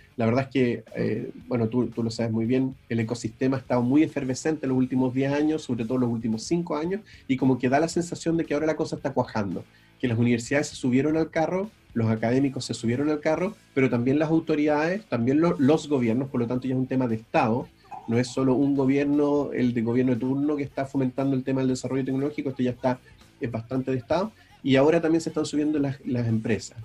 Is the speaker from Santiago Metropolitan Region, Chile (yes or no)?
no; Valdivia, Los Ríos, Chile; also born or lived in Río Bueno, Chile / Belgium; yo soy del sur, yo soy de, yo nací en Valdivia, viví, eh, en, eh, en Río Bueno, sí, en, en un pueblo más chico al sur todavía, eh, los primeros ocho años